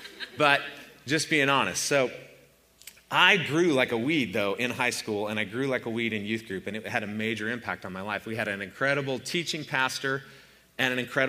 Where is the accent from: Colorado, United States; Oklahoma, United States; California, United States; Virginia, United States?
Colorado, United States; Boulder; born there; I was born in Boulder, Colorado, and I'm the youngest of four children